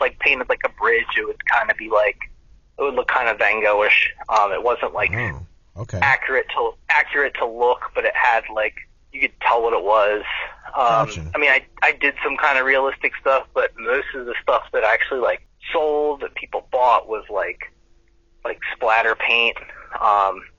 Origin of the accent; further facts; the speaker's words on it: Wilmington, Delaware, United States; I'm from Wilmington, Delaware